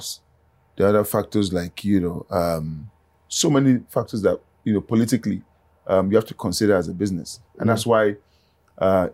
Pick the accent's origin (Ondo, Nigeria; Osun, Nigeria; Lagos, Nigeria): Ondo, Nigeria; I'm from Ondo, right? I do a lot of things in Ondo that impact people